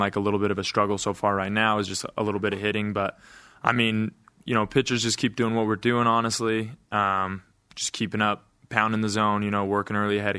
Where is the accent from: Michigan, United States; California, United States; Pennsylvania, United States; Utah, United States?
Utah, United States; Price; born or raised there